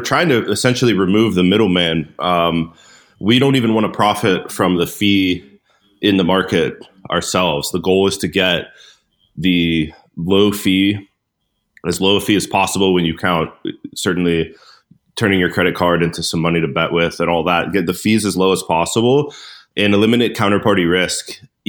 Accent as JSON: {"language": "English", "town": "Pittsburgh", "region": "Pennsylvania", "country": "United States", "tie": "born or raised there", "said": "I grew up in Pittsburgh, Pennsylvania"}